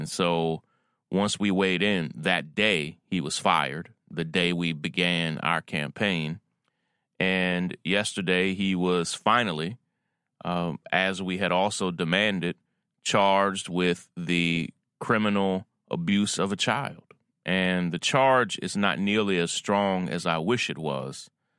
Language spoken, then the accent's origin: English; Versailles, Kentucky, United States; As you may know, I was born and raised in Kentucky, Versailles, Kentucky, which is like the town from France, but we're country